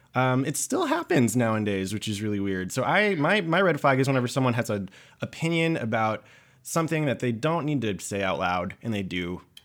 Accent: Georgia, United States; now in New York, United States; I'm from Georgia

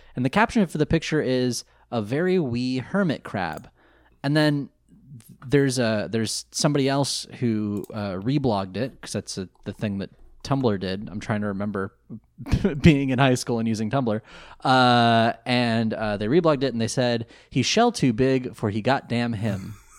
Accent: outside of Sacramento, California, United States; I grew up outside of Sacramento

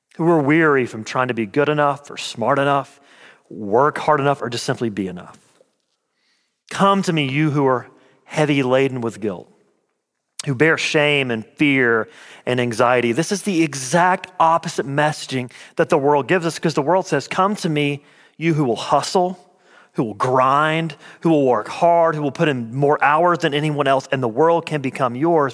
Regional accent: Clay, Alabama, United States; I'm from a little town called Clay, Alabama

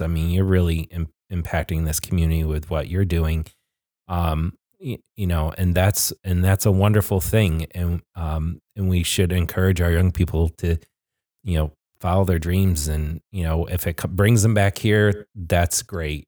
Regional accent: Glens Falls, New York, United States; I was born and raised in Glens Falls

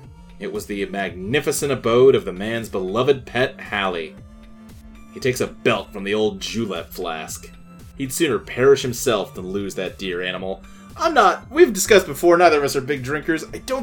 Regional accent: Louisville, Kentucky, United States; I grew up in Louisville

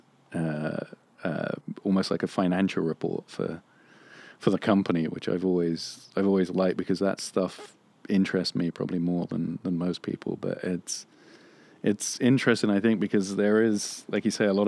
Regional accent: England, United Kingdom; now in Los Angeles, United States; I grew up in England

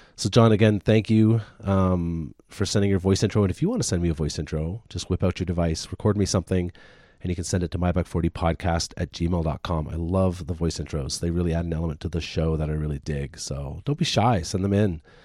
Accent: Deep River, Ontario, Canada; moved away; my hometown, little tiny Deep River, Ontario, where I grew up

